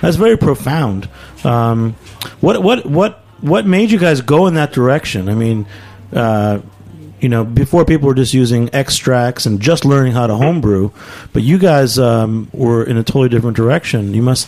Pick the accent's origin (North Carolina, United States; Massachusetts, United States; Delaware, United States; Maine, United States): Maine, United States; Bangor; I'm from Bangor.